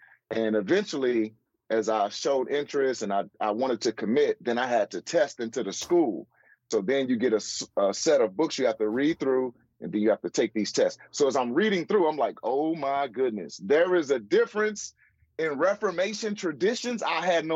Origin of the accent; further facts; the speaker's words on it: St. Louis, Missouri, United States; St. Louis, which is my hometown